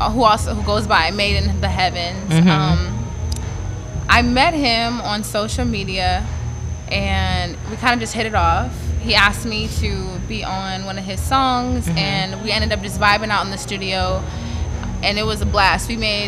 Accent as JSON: {"language": "English", "town": "Toledo", "region": "Ohio", "country": "United States", "said": "I am from Toledo, Ohio."}